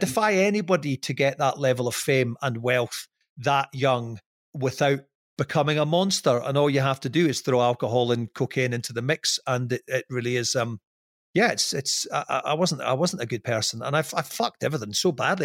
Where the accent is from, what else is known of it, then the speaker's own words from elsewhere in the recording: Scotland, United Kingdom; I'm Scottish